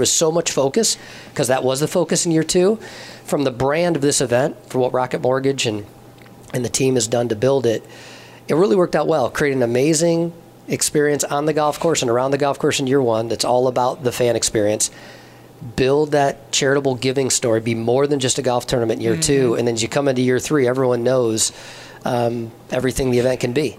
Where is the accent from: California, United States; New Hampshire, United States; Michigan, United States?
Michigan, United States; also born or lived in Wisconsin; I'm from Michigan, but played um, some college golf up there at Carthage College.